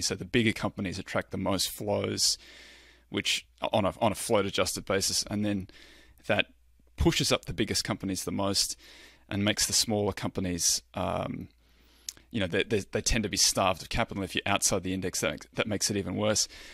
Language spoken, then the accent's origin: English; Australia; I'm Australian